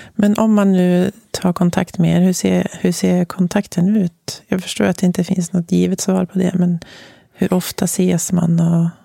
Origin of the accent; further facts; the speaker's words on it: Västernorrland County, Sweden; moved away as an adult; also born or lived in Germany / United States / Uppsala; uppe i Västernorrland, där jag kommer ifrån. Eller i Ångermanland